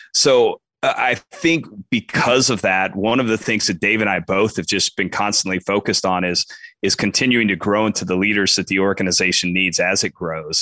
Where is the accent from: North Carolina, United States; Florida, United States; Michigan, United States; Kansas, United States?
Kansas, United States; Western; grew up, as you said, grew up in Western Kansas, uh, about three and a half hours west of Topeka.